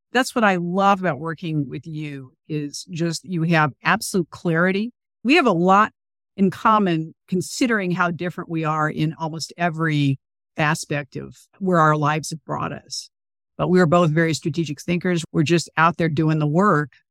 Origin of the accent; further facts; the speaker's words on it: California, United States; I grew up in California, where slavery is, like, literally one paragraph in a textbook